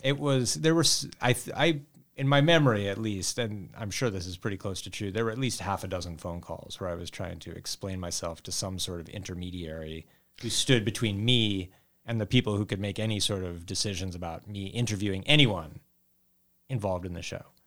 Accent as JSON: {"language": "English", "region": "Montana", "country": "United States", "tie": "born or raised there", "said": "I grew up in Montana"}